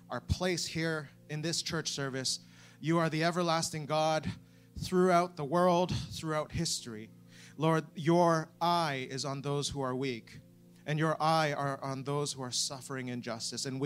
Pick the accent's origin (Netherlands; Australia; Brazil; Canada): Canada; now in United Kingdom; I'm not from, from the UK, which my accent might give away. Um, I'm from Canada, but I am welcome here.